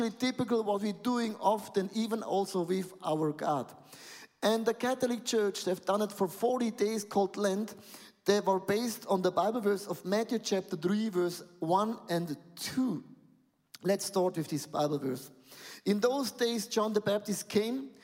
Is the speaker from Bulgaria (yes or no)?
no; Buchs, Switzerland; I'm coming from Buchs and Galm. It's close with a lot of cows living.